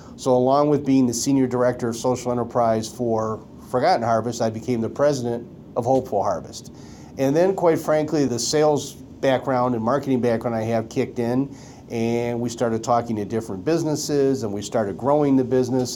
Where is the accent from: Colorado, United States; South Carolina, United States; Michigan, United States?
Michigan, United States; Detroit; I grew up in Detroit